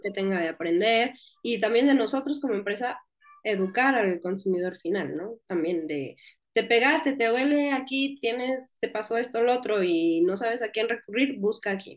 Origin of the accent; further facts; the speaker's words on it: northern Mexico, Mexico; accent: northern Mexican, speaks more 'golpeado'; soy del norte de México y allá hablamos más golpeado